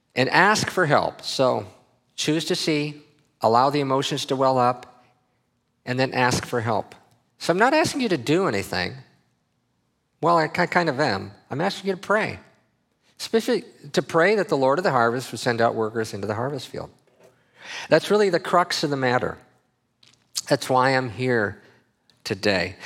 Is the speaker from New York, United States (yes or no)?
no; Minnesota, United States; I grew up in Minnesota